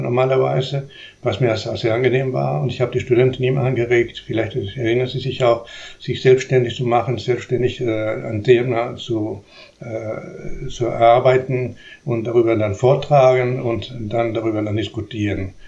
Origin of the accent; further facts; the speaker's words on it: Uruguay; first language Spanish; German is a second language; moved away as an adult; also born or lived in Chile / Buenos Aires, Argentina / Stuttgart, Germany; now in Karlsruhe, Germany; ich bin in der Tat in Uruguay geboren äh, und habe ich dort bis zu meinem 17. Lebensjahr verbracht.